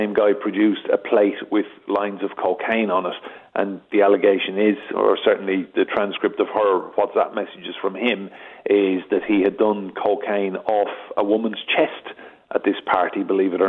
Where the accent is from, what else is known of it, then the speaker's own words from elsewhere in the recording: County Wexford, Ireland; I'm from County Wexford.